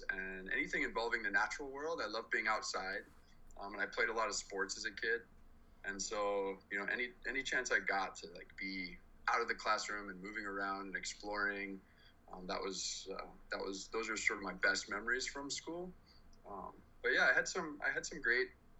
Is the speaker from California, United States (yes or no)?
yes; Los Angeles, California, United States; also born or lived in Santa Monica, California / El Segundo, California; I was born in Santa Monica, California, and spent most of my childhood, moved around quite a lot, but most of my childhood in Southern California, in Los Angeles.